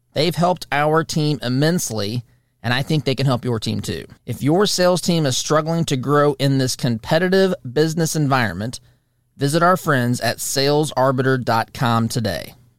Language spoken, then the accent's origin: English; Monrovia, Indiana, United States; I'm from Monrovia